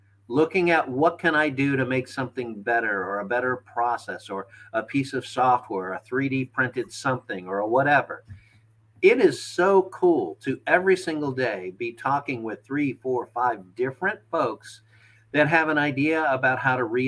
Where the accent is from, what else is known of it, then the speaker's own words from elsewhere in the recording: St. Louis, Missouri, United States; moved away as an adult; now in Pennsylvania, United States; I'm originally from St. Louis, went to Penn State, went back home to St. Louis